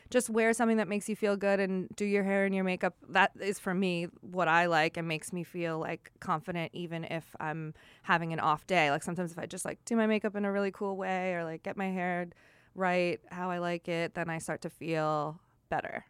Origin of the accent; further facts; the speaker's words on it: Long Island, New York, United States; when I was growing up on Long Island